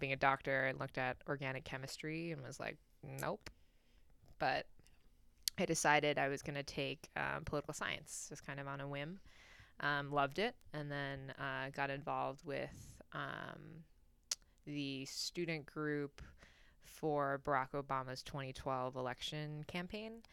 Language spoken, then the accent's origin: English; New York, United States; moved away as an adult; now in Washington, D.C., United States; I'm originally from New York, um, born to Chinese immigrants, um, and kinda grew up in New York my whole life and just recently moved out here.